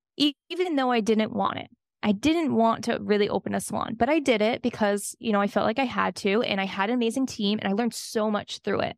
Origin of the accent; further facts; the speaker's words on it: Miami, Florida, United States; I'm from Miami